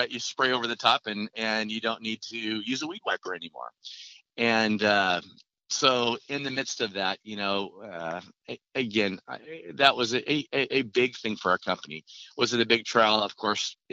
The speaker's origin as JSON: {"language": "English", "region": "Oregon", "country": "United States", "said": "I'm from Oregon"}